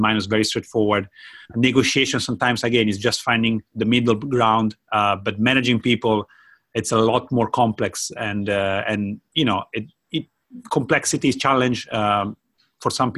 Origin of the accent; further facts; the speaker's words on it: Italy; moved away as an adult; now in Japan; I'm from Italy. I moved to Japan about 11 years ago as a language student.